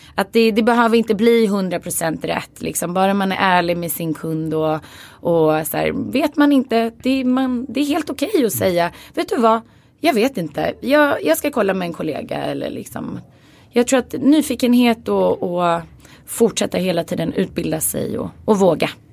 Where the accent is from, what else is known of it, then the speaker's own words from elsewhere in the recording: Stockholm, Stockholm County, Sweden; Jag är uppvuxen i Skarpnäck och det är en förort i Stockholm